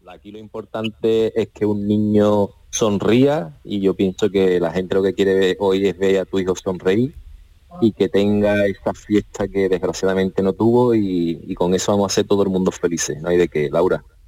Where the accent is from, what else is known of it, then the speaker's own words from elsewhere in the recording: Cádiz, Andalusia, Spain; soy gaditano